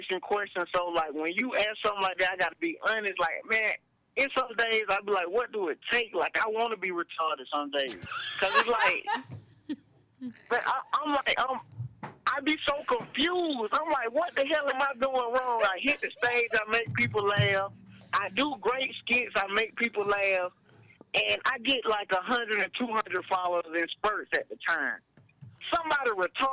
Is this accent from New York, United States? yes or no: no; Atlanta, Georgia, United States; I'm from Atlanta. I'm from Atlanta, Georgia